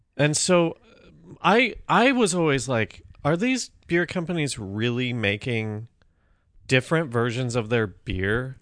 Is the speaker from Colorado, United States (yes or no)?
yes; Colorado, United States; moved away; growing up in Colorado